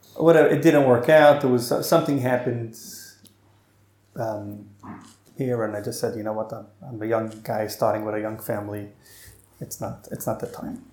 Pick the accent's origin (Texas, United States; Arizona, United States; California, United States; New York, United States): New York, United States; moved away as an adult; now in Sydney, Australia; we ended up growing up in New York